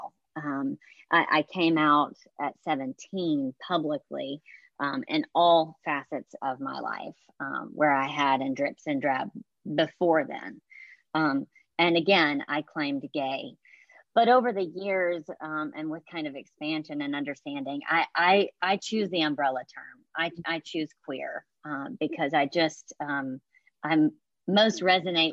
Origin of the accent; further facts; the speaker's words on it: Hattiesburg, Mississippi, United States; moved away as an adult; also born or lived in San Francisco; now in New York City, United States; I was raised in South Mississippi and reared in a Southern Baptist